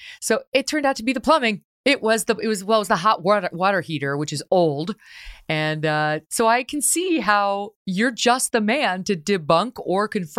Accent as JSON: {"language": "English", "town": "Syracuse", "region": "New York", "country": "United States", "tie": "born or raised there", "also_born_or_lived": "Albany", "said": "So you are a kid from upstate New York, just like yours truly. I grew up in Syracuse and Albany"}